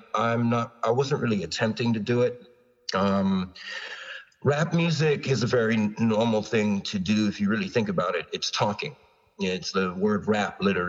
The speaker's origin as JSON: {"language": "English", "region": "New York", "country": "United States", "also_born_or_lived": "Long Island / Toronto", "said": "I was from New York"}